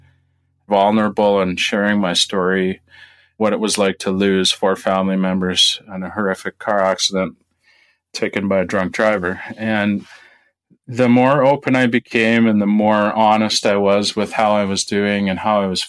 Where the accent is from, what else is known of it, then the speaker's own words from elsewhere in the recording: Saskatchewan, Canada; I grew up in Saskatchewan on a family farm